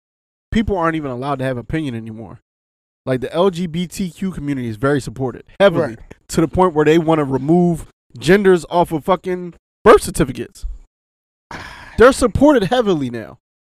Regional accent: Philadelphia, Pennsylvania, United States; Growing up in Philly

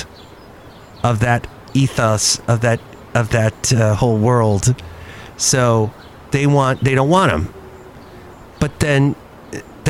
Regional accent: United States; being an American

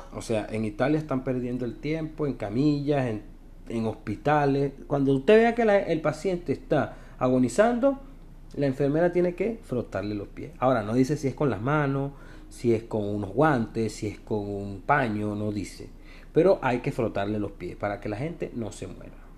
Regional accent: Venezuela; moved away as an adult; now in Santiago, Chile; soy un emigrante venezolano

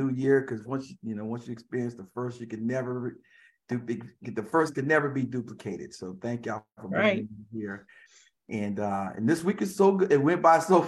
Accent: Raleigh, North Carolina, United States; also born or lived in Scotland County, North Carolina; I'm from Raleigh. I like to say Raleigh, Durham, North Carolina

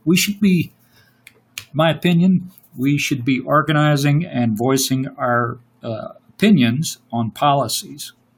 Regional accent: Louisiana, United States; I'm from Louisiana

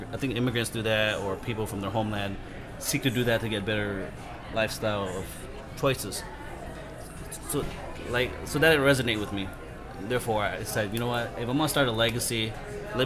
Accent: Portland, Oregon, United States; also born or lived in Thailand / Laos; Mormons were in my life growing up in Northwest in Portland

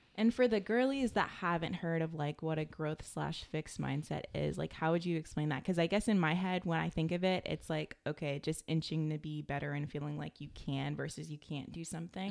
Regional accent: United States; growing up in America

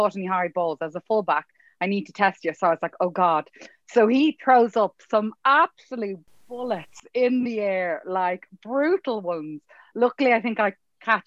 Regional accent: Dublin, Leinster, Ireland; moved away as an adult; also born or lived in England; I'm actually from here. I'm from Dublin

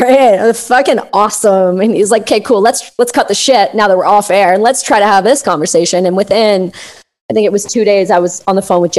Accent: Canada; I love being Canadian.

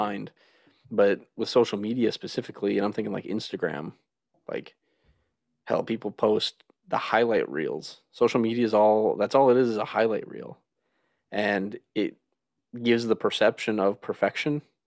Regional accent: United States; moved away as an adult; also born or lived in Minnesota / Wisconsin; now in West Virginia, United States; we're actually from Minnesota and Wisconsin

